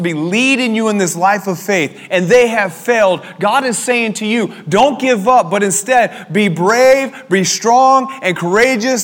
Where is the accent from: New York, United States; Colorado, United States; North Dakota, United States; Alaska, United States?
Colorado, United States; I always heard this phrase growing up in Colorado because there's snakes everywhere